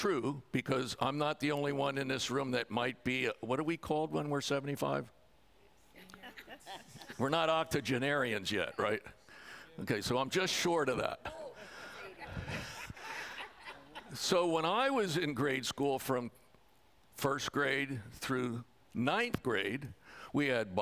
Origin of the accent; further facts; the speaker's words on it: Pennsylvania, United States; I come from Pennsylvania